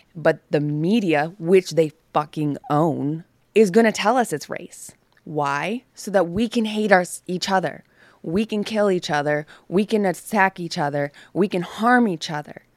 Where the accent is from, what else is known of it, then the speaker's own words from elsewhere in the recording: the North, United States; moved away; I grew up in the North